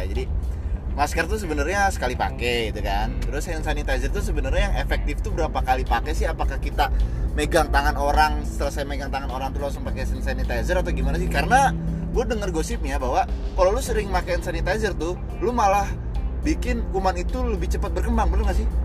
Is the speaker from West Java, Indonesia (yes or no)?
yes; Cikarang, West Java, Indonesia; eh kita orang Cikarang bre bahasa tahu coba